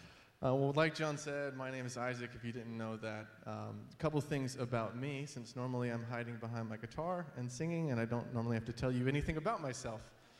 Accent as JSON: {"language": "English", "region": "Georgia", "country": "United States", "tie": "born or raised there", "also_born_or_lived": "Florida", "lives_now": "New Jersey, United States", "said": "She's generally from the Chicago area, and I grew up in Georgia and Florida. So when people ask where we're from, I say lots of places."}